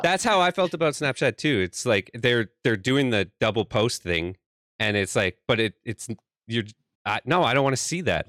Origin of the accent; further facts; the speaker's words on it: Canada; I'm from Canada